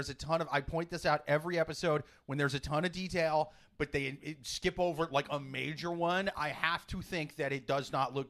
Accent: Iowa, United States; I'm from Iowa.

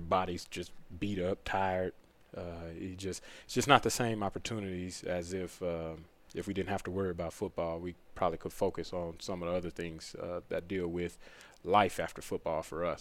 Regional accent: Pearland, Texas, United States; moved away as an adult; now in North Carolina, United States; my hometown in Pearland, right outside, right on the south side of Houston

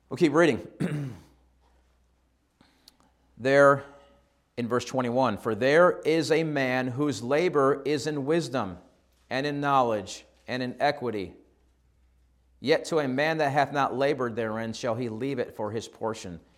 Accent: Shortsville, New York, United States; moved away as an adult; now in Australia; I grew up in New York

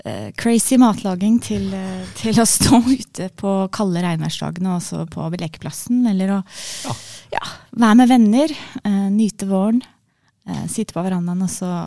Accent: Eastern Norway, Norway; accent: Eastern Norwegian; Så det er naturlig at jeg snakker østlandsk.

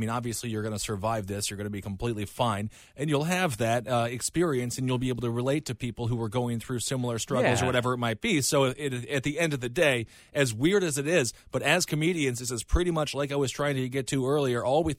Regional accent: Minnesota, United States; As a shy kid in Minnesota growing up in the Midwest

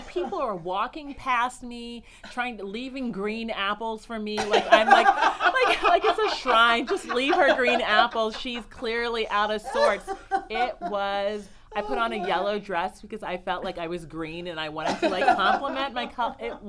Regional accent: Mount Lebanon, Pennsylvania, United States; Yeah, yeah. Suburbs of Pittsburgh.

